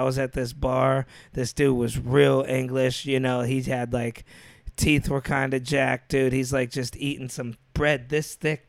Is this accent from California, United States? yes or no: no; New York, United States; I'm from New York.